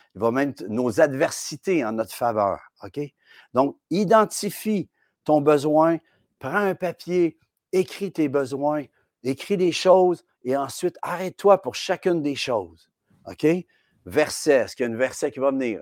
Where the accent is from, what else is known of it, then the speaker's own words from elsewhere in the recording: Quebec, Canada; chez nous, au Québec